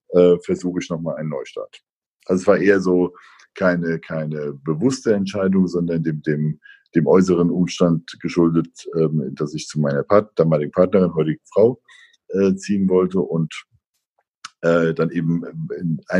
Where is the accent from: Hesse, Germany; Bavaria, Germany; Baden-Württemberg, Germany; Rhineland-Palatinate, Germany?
Rhineland-Palatinate, Germany; Bad Kreuznach; moved away as an adult; also born or lived in Mainz; now in Northern Germany; Ich war 40 Jahre lang vorher, bin ich nicht aus dem Rhein-Main-Gebiet weggekommen. Ich bin in Bad Kreuznach geboren ähm, und war dann eben die letzten 10, 15 Jahre in Mainz, um Mainz herum aktiv